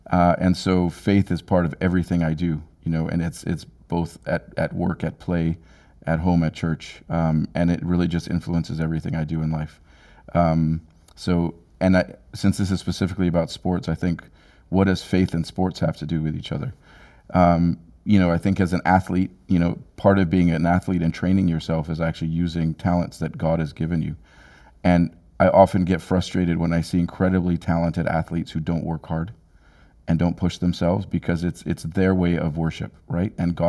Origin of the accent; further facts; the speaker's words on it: Jos, Plateau, Nigeria; But where I grew up in Jos, Nigeria, it's at a mile in elevation.